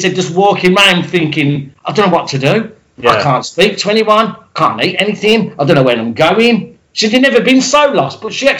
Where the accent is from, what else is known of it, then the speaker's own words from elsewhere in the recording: United Kingdom; being a British person